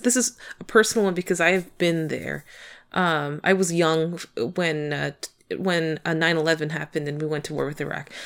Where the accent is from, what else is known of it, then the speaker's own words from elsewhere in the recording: United States; as an American